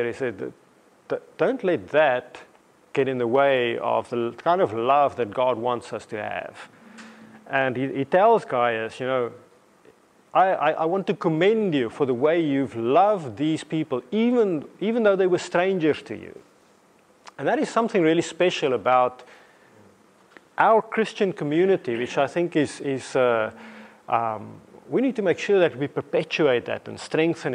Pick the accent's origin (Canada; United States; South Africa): South Africa; moved away as an adult; also born or lived in England / Namibia; now in Watford, United Kingdom; growing up in South Africa